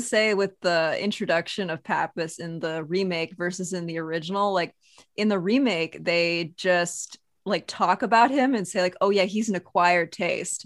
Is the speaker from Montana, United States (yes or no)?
yes; Montana, United States; I am from Montana, so pretty outdoorsy.